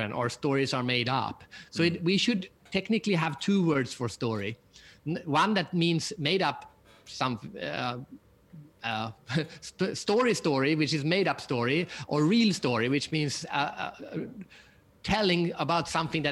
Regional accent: Sweden; I'm from Sweden, so we have IKEA

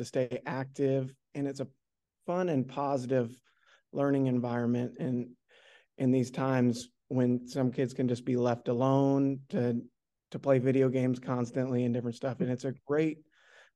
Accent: West Coast, United States; now in Oklahoma, United States; I'm from the West Coast. So some of my best memories are from the West and just growing up in that kind of scenario.

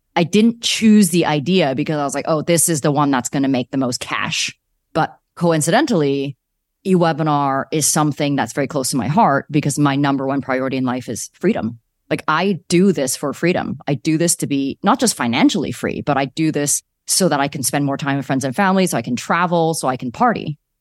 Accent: Calgary, Alberta, Canada; moved away as an adult; also born or lived in Vancouver; I grew up in Calgary

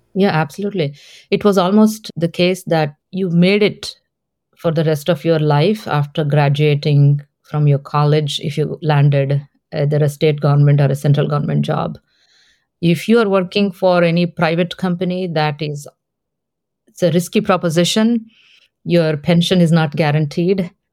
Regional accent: Hyderabad, Telangana, India; first language Telugu; English is a second language; moved away; I was born in South India, in the city of Hyderabad

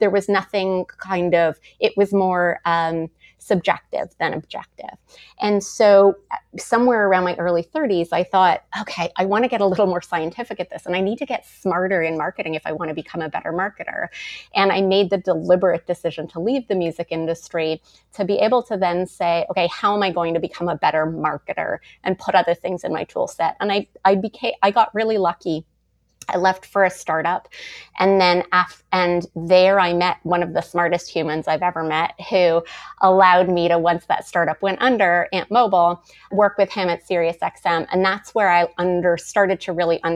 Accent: Montreal, Quebec, Canada; moved away as an adult; also born or lived in Toronto; I moved to Toronto from Montreal at 19 to go to acting school

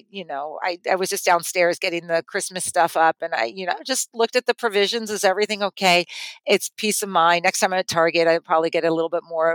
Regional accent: California, United States; moved away; I grew up in California

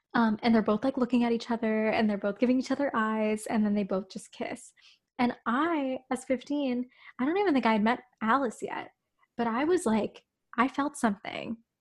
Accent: Toronto, Ontario, Canada; We're from Toronto

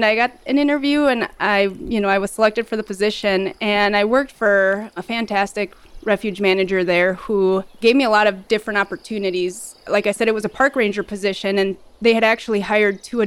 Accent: Red Wing, Minnesota, United States; moved away as an adult; now in Cold Bay, United States; I grew up in southeastern Minnesota, Red Wing, which is along the Mississippi River and bluff country

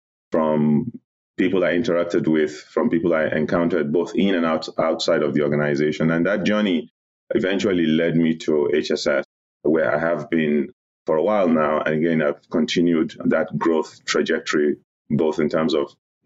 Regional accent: Nigeria; moved away as an adult; also born or lived in New Jersey; now in United States; I'm originally from Nigeria. I was born in Nigeria. I began my professional career in Nigeria as well. I schooled there.

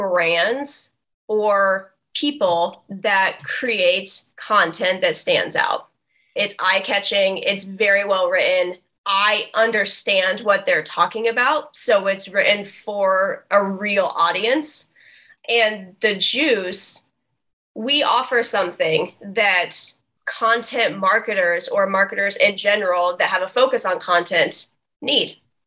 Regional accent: Wabash, Indiana, United States; now in Indianapolis, United States; It's actually the reason I moved to Indianapolis from Wabash, Indiana.

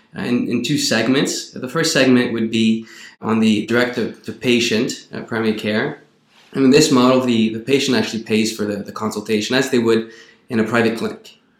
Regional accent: Quebec, Canada; moved away as an adult; I'm originally from Quebec

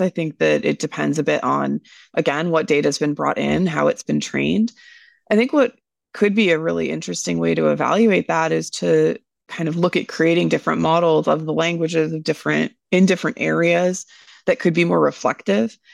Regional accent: United States; as an American myself

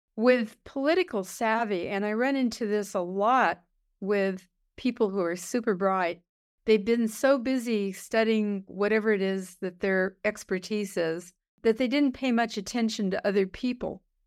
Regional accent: Los Angeles, California, United States; I grew up in East Los Angeles

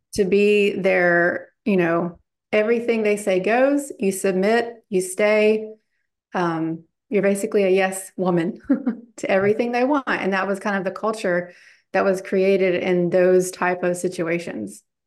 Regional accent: Bible Belt, the South, United States; now in Charlotte, United States; I grew up in the Bible Belt.

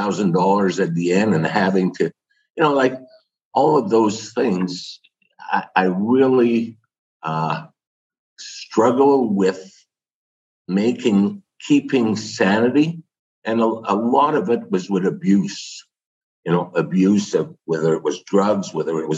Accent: Canada; being French Canadian

